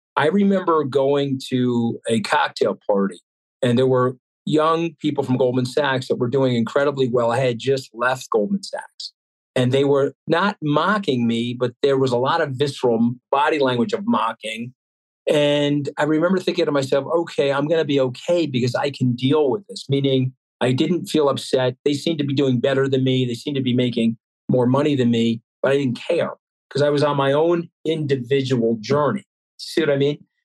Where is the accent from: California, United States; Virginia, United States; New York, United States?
New York, United States; Long Island; I used to go into the apartment buildings in my hometown uh, where all these blue collar people lived